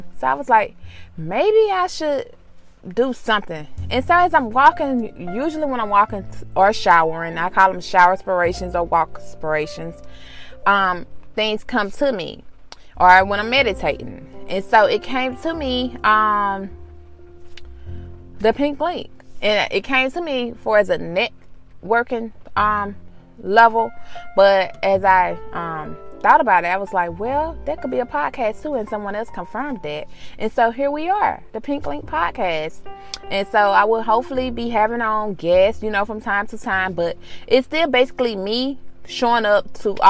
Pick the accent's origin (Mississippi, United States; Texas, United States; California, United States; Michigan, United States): Mississippi, United States; being from Mississippi, we didn't have a lot of, you know, transits or something of that nature